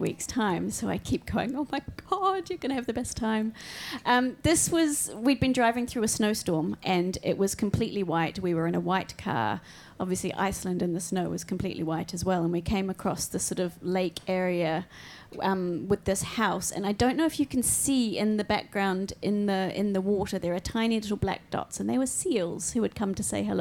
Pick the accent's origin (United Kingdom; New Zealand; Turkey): New Zealand; Growing up in New Zealand